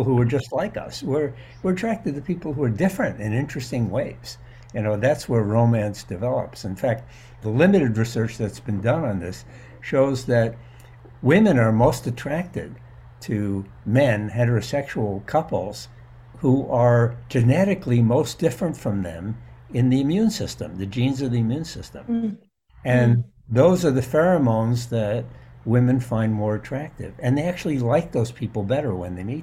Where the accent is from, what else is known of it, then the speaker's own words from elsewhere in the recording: New York City, New York, United States; I grew up in New York City